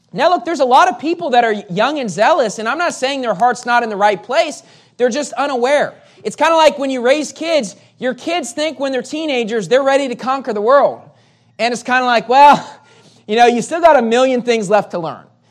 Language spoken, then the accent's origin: English; West Virginia, United States; moved away as an adult; also born or lived in Metro Manila, Philippines; now in Manila, Philippines; I grew up in West Virginia